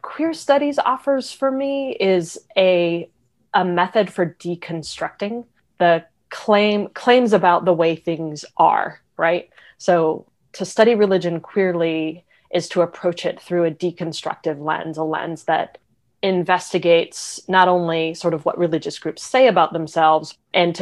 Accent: Raleigh, North Carolina, United States; I grew up in Raleigh, North Carolina.

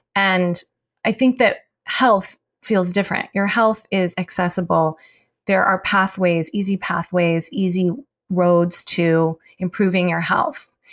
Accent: United States; being Chinese American

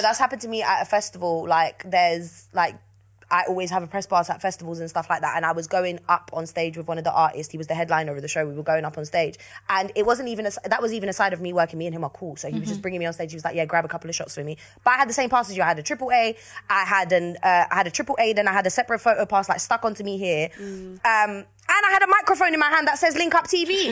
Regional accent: London, United Kingdom; I'm from South London.

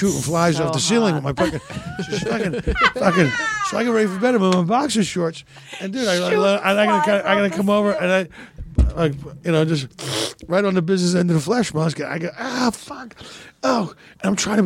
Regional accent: Philadelphia, Pennsylvania, United States; moved away; growing up in Philly.

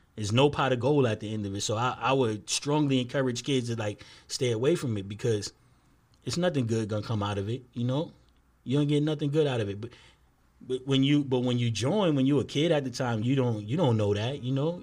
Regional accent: New York City, New York, United States; we from two twenty-four from Bronxwood

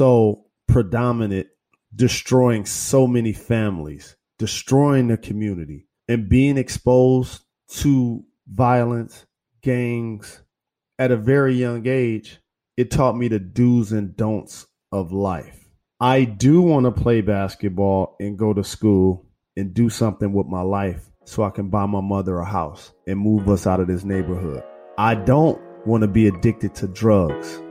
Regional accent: Detroit, Michigan, United States; I was born and raised in Detroit, Michigan in 1973.

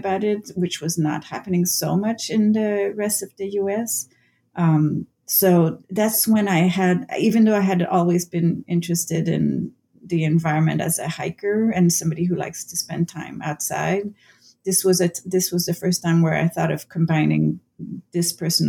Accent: Canada; first language French; English is a second language; because my first language is French-Canadian, so I've translated a lot of playwrights from the French to English.

